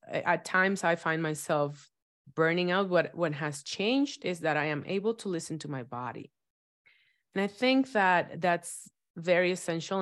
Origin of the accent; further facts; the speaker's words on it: Dominican Republic; moved away; I was raised in Dominican Republic